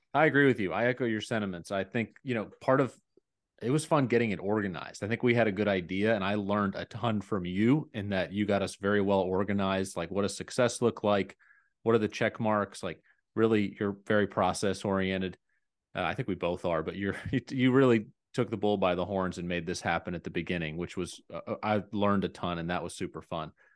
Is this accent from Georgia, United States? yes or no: yes; near Atlanta, Georgia, United States; I grew up near Atlanta